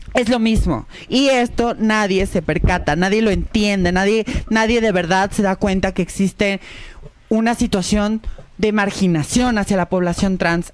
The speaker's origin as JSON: {"language": "Spanish", "town": "Guadalajara", "region": "Jalisco", "country": "Mexico", "said": "yo soy de Guadalajara"}